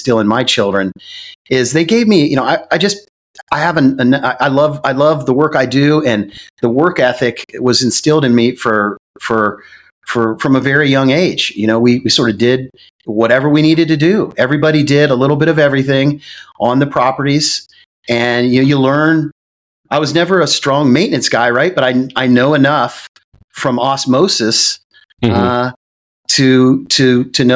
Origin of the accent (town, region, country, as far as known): Central Ohio, United States; born or raised there; also born or lived in Michigan